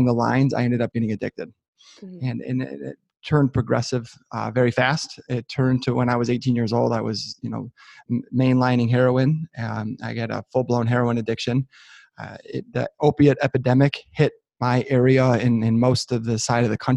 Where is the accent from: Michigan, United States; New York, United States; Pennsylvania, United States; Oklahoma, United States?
Michigan, United States; just north of Detroit, Southeast; I'm born and raised in Southeast Michigan, just north of Detroit